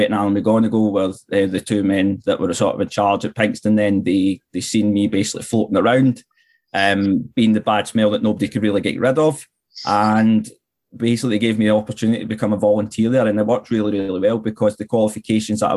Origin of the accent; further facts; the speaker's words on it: Glasgow, Scotland, United Kingdom; When I was growing up in Glasgow from an early age